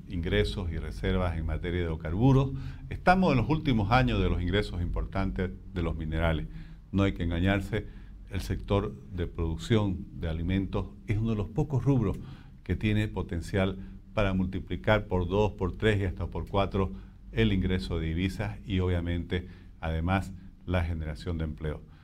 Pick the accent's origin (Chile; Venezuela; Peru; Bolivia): Bolivia